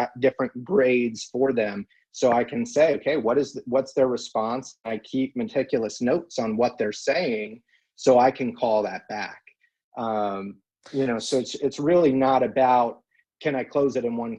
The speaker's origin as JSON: {"language": "English", "region": "California", "country": "United States", "tie": "born or raised there", "moved": "yes", "said": "the California high school that I went"}